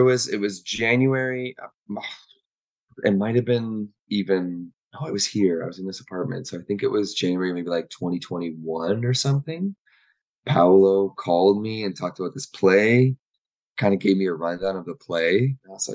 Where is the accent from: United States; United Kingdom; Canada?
Canada; Waterloo, Ontario; I'm from Waterloo, Kitchener, Waterloo